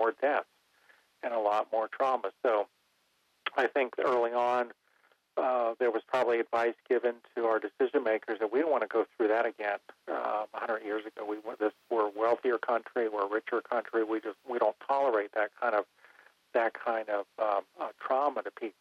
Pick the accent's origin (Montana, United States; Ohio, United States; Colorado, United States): Ohio, United States; Cincinnati; now in North Carolina, United States; I'm from the Midwest, Ohio, we had White Castles all over the Cincinnati area